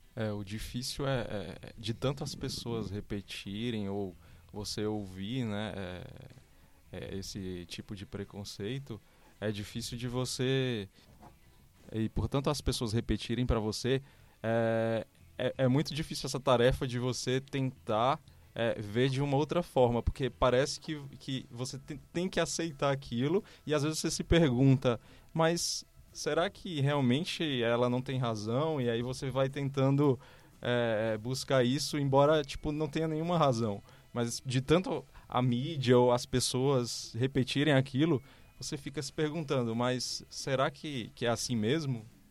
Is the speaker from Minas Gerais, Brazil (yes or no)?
no; Fortaleza, Ceará, Brazil; moved away as an adult; now in São Paulo, Brazil; eu sou de Fortaleza, vim há sete anos aqui para São Paulo